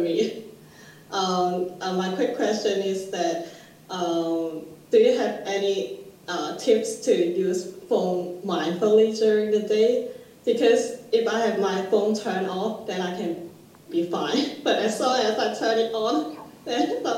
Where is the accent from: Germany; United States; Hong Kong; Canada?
Hong Kong; I'm from Hong Kong